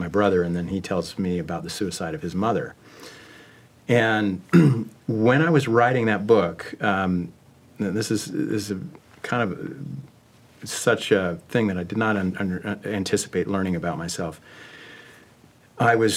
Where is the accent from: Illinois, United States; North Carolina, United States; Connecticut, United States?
Connecticut, United States; also born or lived in Salt Lake City, Utah; I was raised in Connecticut, even if I left Salt Lake City as a young boy